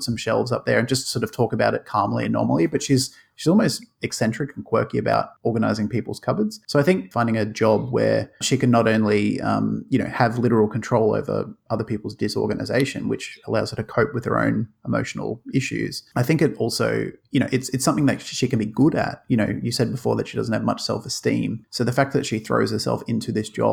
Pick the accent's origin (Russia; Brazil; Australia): Australia; a terrible accent from an Aussie